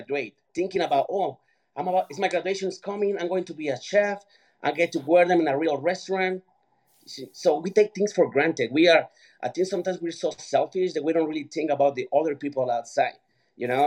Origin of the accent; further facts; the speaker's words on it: Mexico; moved away; I grew up in Mexico.